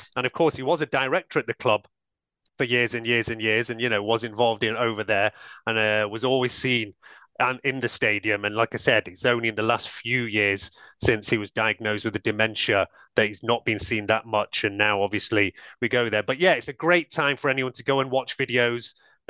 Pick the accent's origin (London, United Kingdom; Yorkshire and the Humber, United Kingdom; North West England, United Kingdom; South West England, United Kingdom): North West England, United Kingdom; Manchester area; growing up in the Manchester area